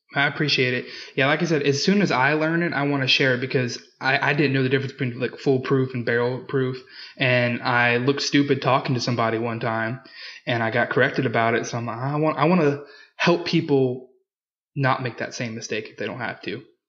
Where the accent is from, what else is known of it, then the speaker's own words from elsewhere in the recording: Louisiana, United States; I'm from Louisiana.